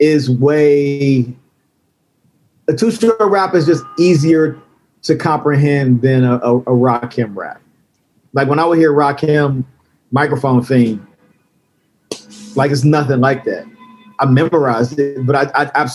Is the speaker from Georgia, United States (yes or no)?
no; Cincinnati, Ohio, United States; I'm from Cincinnati, Ohio, and Cincinnati, Ohio was basically a southern city